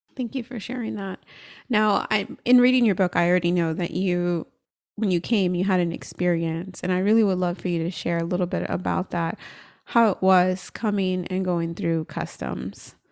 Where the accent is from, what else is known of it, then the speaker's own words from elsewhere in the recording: United States; I'm American and born here